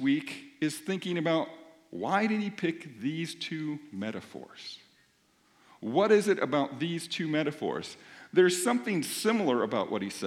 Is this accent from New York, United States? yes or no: no; Minnesota, United States; I'm from Minnesota